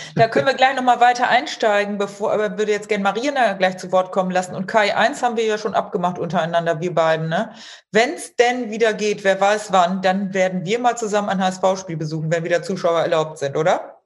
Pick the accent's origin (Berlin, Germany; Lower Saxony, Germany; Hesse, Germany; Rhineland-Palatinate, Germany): Lower Saxony, Germany; Emsland; also born or lived in Münster; ich komme ja auch aus dem Münsterland, also genauer gesagt Emsland